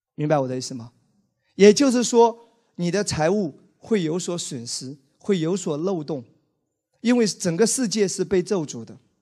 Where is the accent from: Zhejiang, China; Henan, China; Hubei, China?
Zhejiang, China; Wenzhou; 我是一个温州人，你知道吗？我在温州成长